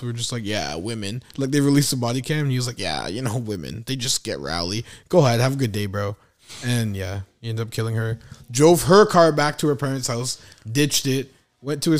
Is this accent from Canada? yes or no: yes; Canada; as a Canadian, like, we were drunk before we were of age